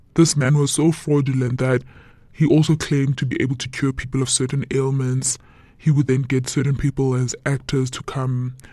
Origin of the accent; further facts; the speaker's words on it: Eastern Cape, South Africa; we are originally from the Eastern Cape.